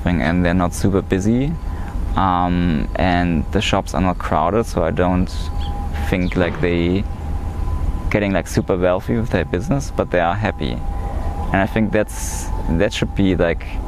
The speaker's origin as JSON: {"language": "English", "region": "East Germany", "country": "Germany", "tie": "born or raised there", "also_born_or_lived": "Tokyo, Japan / Hiroshima, Japan", "said": "in Germany, I'm somewhat of a minority because I was born in East Germany. I'm East German"}